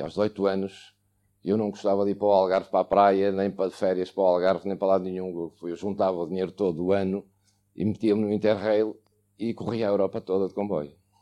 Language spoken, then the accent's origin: Portuguese; Angola; also born or lived in Luanda, Angola; now in Porto, Portugal; Vim cá nascer e aos três meses regressei para, para Angola. Vivi um ano em Luanda